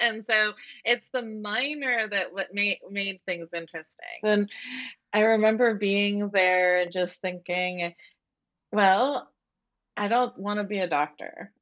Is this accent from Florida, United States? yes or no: yes; Florida, United States; also born or lived in Puerto Rico; I grew up in Florida, and public schools in Florida are not that good.